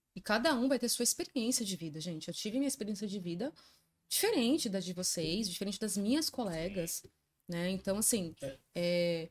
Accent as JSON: {"language": "Portuguese", "town": "São Bernardo do Campo", "region": "São Paulo", "country": "Brazil", "tie": "born or raised there", "said": "me criei em escola pública, é, e entrei para ET, né, Tec Lauro Gomes, que eu sou de São Bernardo do Campo."}